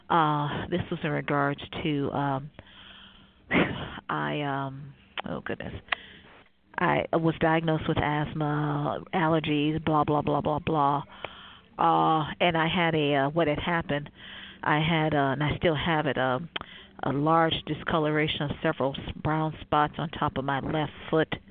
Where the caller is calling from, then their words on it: Cleveland, Ohio, United States; Cleveland, Ohio.